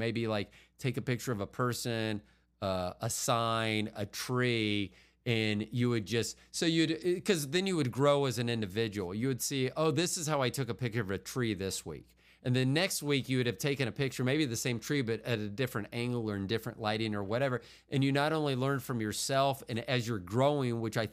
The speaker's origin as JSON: {"language": "English", "town": "Tampa", "region": "Florida", "country": "United States", "moved": "yes", "said": "I'm from Tampa originally"}